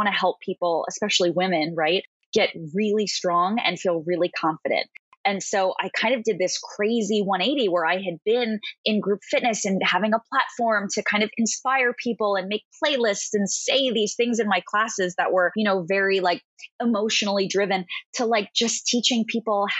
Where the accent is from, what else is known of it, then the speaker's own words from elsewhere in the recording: Long Island, New York, United States; also born or lived in Manhattan, New York; I am originally from Long Island, New York. Right now I live on the Upper East Side of Manhattan